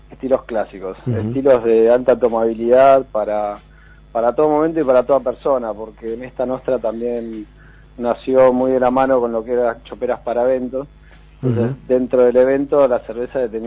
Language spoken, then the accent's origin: Spanish; San Martín de los Andes, Neuquén, Argentina; que somos amigos desde hace más, no sé, de 20, 20 y pico de años, nos criamos en San Martín de los Andes, y hicimos un poco a la inversa, ¿viste? En vez de una vez que uno está en la ciudad, se quiere recalar en la montaña, nos vinimos de la montaña a la ciudad